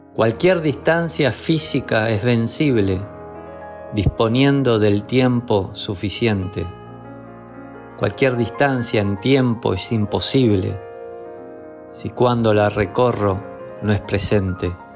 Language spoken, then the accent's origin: Spanish; Uruguay; soy uruguayo, poeta